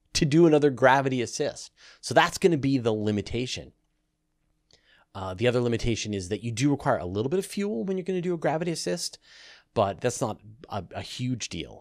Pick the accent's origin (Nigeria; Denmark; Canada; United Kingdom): Canada; as a Canadian who grew up in the country